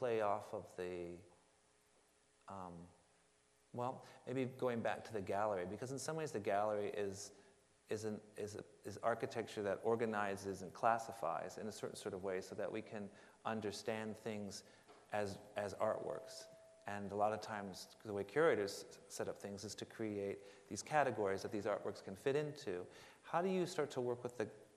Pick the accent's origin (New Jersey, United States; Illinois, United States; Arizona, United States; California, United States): California, United States; Los Angeles; I was born in Los Angeles